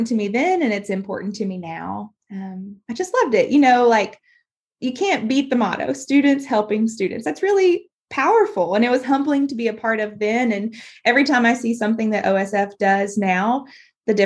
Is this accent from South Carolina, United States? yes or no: no; Bryant, Arkansas, United States; I grew up in Bryant, Arkansas, just, you know, around just outside of Little Rock